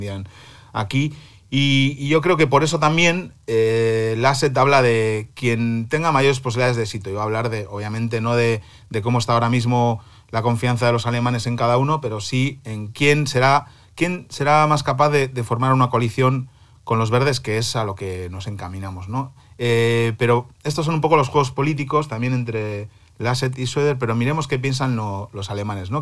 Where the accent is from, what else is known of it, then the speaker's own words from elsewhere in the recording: Cantabria, Spain; now in Berlin, Germany; mi tierra, Cantabria